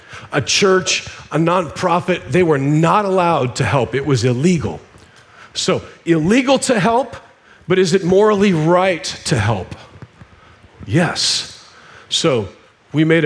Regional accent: Nebraska, United States; I'm a redneck. I grew up in Nebraska.

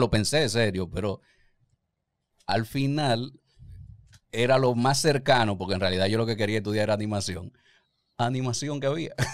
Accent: Santiago, Chile; born there; Yo nací en Santiago.

